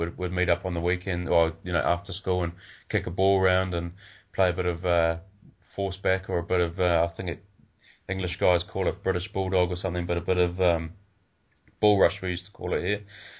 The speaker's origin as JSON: {"language": "English", "country": "New Zealand", "said": "as a Kiwi"}